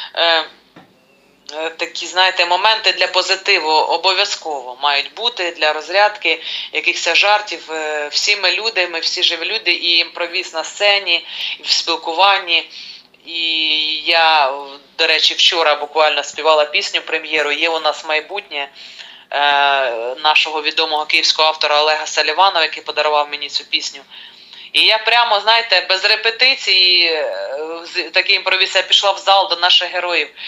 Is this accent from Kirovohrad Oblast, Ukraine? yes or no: yes; Kirovohrad Oblast, Ukraine; моєї рідної Кіровоградщини